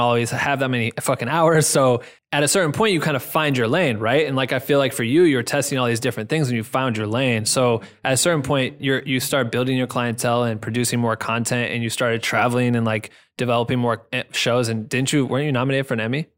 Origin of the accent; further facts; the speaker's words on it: Iowa, United States; moved away; I'm from Iowa